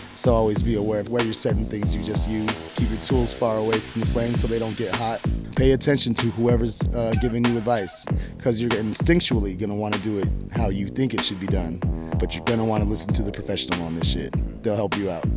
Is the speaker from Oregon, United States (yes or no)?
yes; Eugene, Oregon, United States; I come from Eugene everyone there is very like community minded.